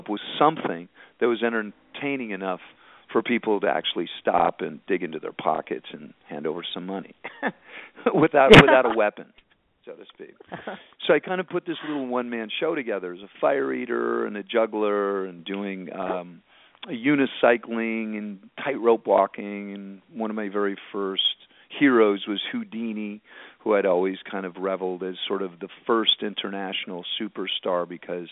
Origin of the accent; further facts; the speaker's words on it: San Francisco, California, United States; I grew up in the Bay Area, San Francisco, Pacific Heights, at an all-boy parochial school